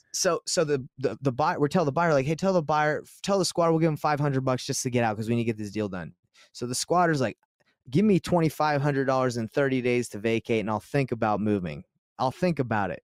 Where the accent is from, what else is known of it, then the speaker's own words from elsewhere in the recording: Utah, United States; I'm from Utah